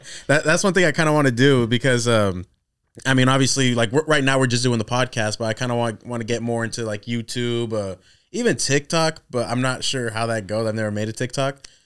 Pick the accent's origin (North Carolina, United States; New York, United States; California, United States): California, United States; Corning; moved away; we're from Corning, so that's even smaller